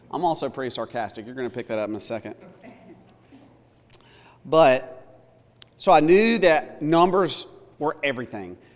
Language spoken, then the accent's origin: English; Tupelo, Mississippi, United States; also born or lived in South Carolina / Louisiana; now in Alabama, United States; Tupelo, Mississippi, which is also my hometown, uh, or I'm from all over the place. I was born in South Carolina.